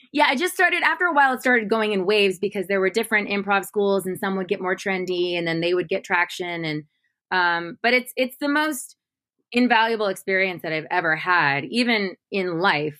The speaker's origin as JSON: {"language": "English", "town": "Modesto", "region": "California", "country": "United States", "moved": "yes", "said": "I'm from Modesto, California, which is like you know, there's just not much art there."}